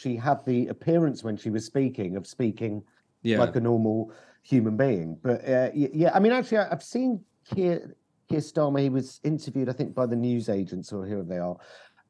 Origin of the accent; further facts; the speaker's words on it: England, United Kingdom; But again, I think, again, as an English person, when I talk to a Scottish person who really believes in independence